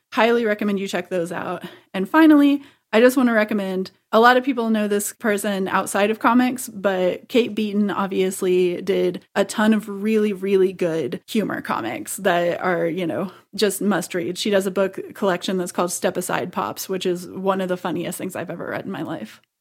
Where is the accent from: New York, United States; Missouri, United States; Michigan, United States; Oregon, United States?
Missouri, United States; I was in Missouri